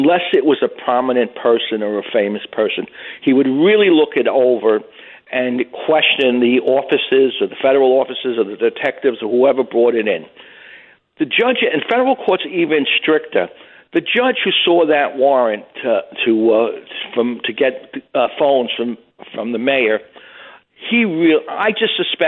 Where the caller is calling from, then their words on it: Miller Place, New York, United States; Calling from Miller Place, New York. It's right near Port Jefferson.